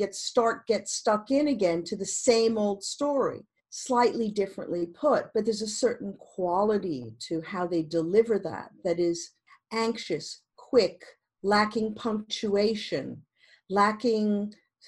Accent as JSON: {"language": "English", "region": "New York", "country": "United States", "tie": "born or raised there", "also_born_or_lived": "Montreal, Canada", "moved": "as an adult", "lives_now": "London, United Kingdom", "said": "I was born in New York"}